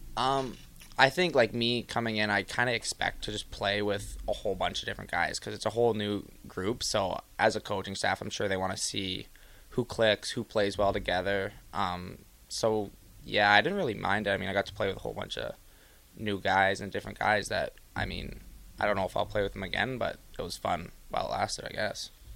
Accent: Ottawa, Ontario, Canada; I'm from Ottawa

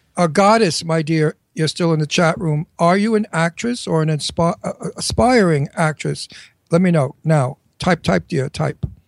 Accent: New York, United States; accent: New York; I'm a native New Yorker, as you can hear

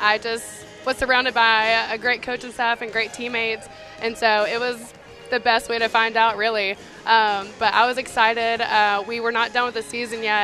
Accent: United States; growing up in Carroll County

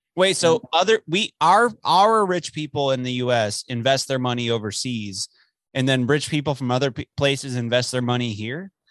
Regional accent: Dallas, Texas, United States; now in Amarillo, United States; I'm from Dallas.

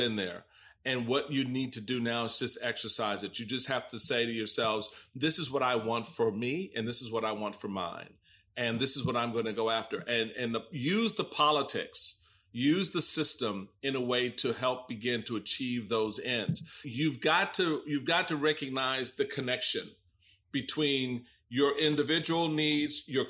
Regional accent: Washington, District of Columbia, United States; as a young Black man growing up in Washington, D.C.

